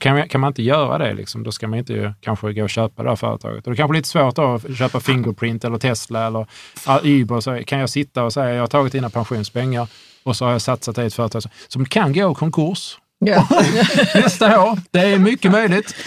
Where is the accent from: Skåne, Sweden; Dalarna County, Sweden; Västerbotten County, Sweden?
Skåne, Sweden; Hörby; Jag är från Hörby, jag är från en enkel